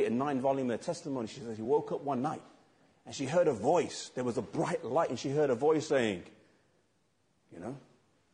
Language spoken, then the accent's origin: English; England, United Kingdom; I'm English because I'm from England.